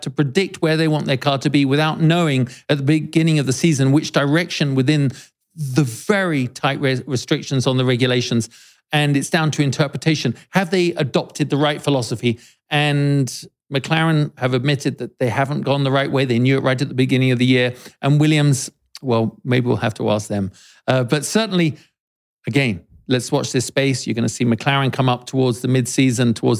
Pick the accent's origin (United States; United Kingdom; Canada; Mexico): United Kingdom; as a Brit